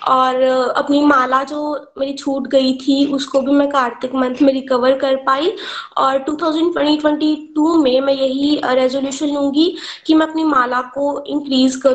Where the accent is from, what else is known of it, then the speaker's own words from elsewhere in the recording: Pathankot, Punjab, India; मैं पठानकोट की रहने वाली हूँ